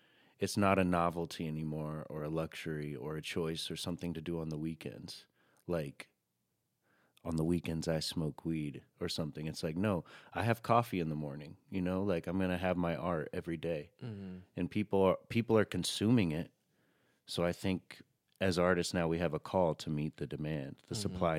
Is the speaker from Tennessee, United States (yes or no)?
yes; Chattanooga, Tennessee, United States; now in New York, United States; personally, where it's like I moved here to New York, something that was a beacon of like culture. I came from Chattanooga, Tennessee, thinking like, man, New York is where it's at.